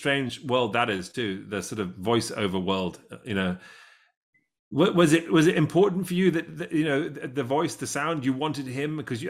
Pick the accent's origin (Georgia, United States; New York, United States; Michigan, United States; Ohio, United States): Michigan, United States; Detroit; my accent's fake as well. I'm actually from Detroit, but I don't tell anyone that.